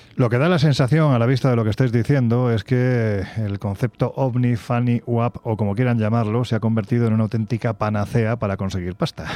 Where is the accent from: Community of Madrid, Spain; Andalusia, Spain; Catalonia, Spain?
Andalusia, Spain; Jaén; recorriendo mi tierra Jaén estos días